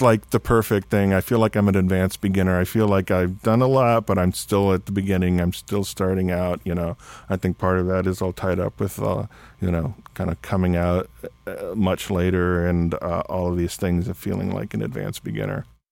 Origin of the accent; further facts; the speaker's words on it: South Texas, United States; growing up in South Texas